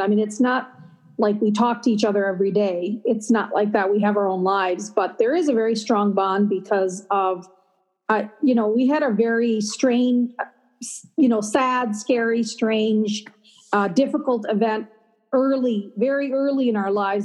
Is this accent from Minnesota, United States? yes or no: yes; Minneapolis, Minnesota, United States; also born or lived in Chandigarh, Punjab, India; i was born in a city called chandigarh which is the capital of that state and then we arrived to minneapolis on uh, 19 in 1963 thanksgiving day